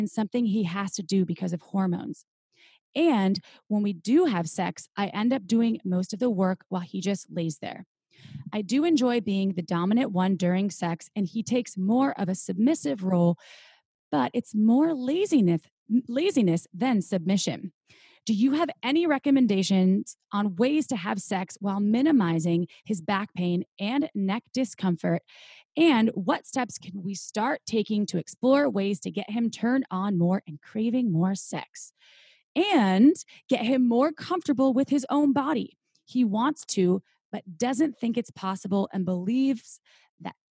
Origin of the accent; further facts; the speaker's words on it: Midwest, United States; I am from the Midwest too